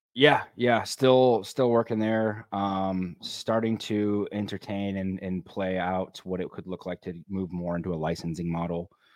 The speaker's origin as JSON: {"language": "English", "region": "Michigan", "country": "United States", "tie": "born or raised there", "also_born_or_lived": "Colorado", "moved": "as an adult", "said": "I grew up in the Midwest, you know, uh, in Michigan"}